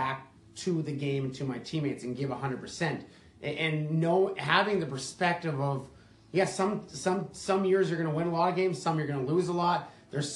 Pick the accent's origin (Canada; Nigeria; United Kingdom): Canada; Edmonton, Alberta; as a kid growing up in Edmonton, Alberta